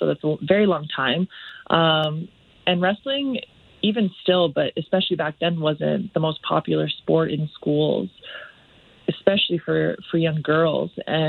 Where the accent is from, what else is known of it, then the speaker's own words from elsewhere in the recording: Olds, Alberta, Canada; now in Calgary, Canada; Yeah, I was born and raised in Olds, Alberta.